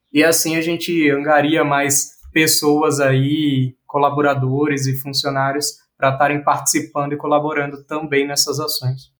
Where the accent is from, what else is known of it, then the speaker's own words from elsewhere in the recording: Bahia, Brazil; eu sou baiano